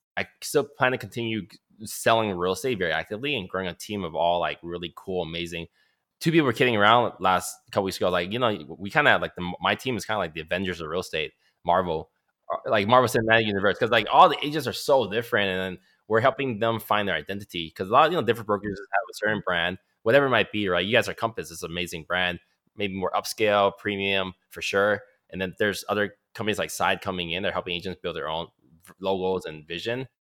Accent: Oakland, California, United States; also born or lived in Calgary, Alberta, Canada; I'm born in Calgary, Alberta, Canada, eighty-four. So I'm turning thirty-six this year, but I came over age three. Lived in, so I lived in Oakland pretty much all my life

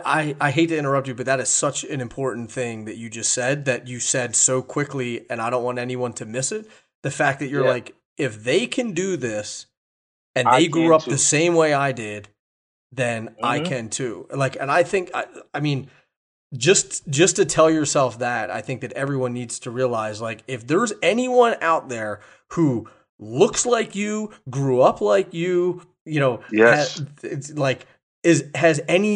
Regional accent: East Coast, United States; I mean, I'm from the East Coast, so I've been all up there.

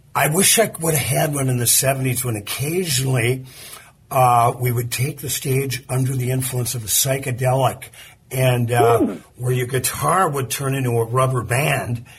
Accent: Virginia, Minnesota, United States; now in Duluth, United States; I grew up on the Iron Range, 60 miles north of here in a town called Virginia

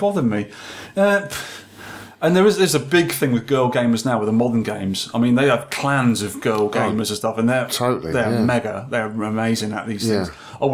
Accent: Scotland, United Kingdom; I'm Scottish

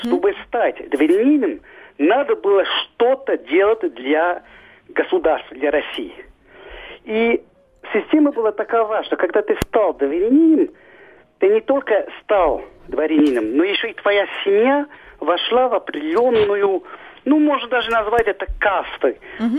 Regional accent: Switzerland; moved away as an adult; now in Russia; Я родился в Швейцарии, вырос там

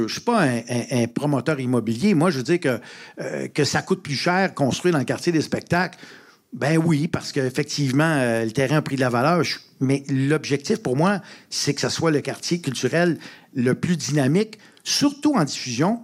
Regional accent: Montreal, Quebec, Canada; je viens de Rosemont. Je suis un Rosemontois d'origine et j'y habite encore.

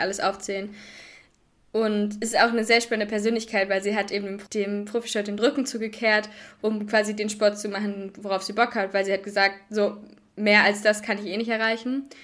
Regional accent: Hoher Meißner area, middle of Germany, Hesse, Germany; moved away; also born or lived in Kiel; da, wo ich herkomme, haben wir, haben wir eine richtig schöne Loipe auf dem Hohen Meißner

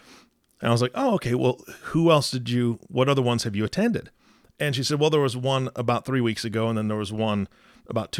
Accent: Seattle, Washington, United States; moved away; my hometown area of Seattle

